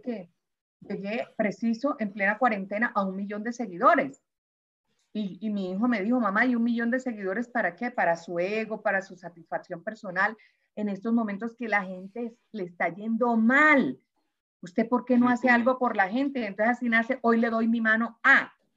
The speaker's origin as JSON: {"language": "Spanish", "area": "Caribbean coast", "region": "Caribbean Region", "country": "Colombia", "said": "como costeña que soy"}